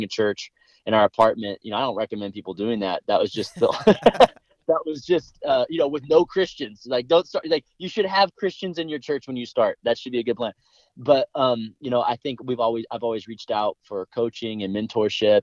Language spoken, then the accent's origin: English; Los Angeles, California, United States; we moved to the San Fernando Valley where we're from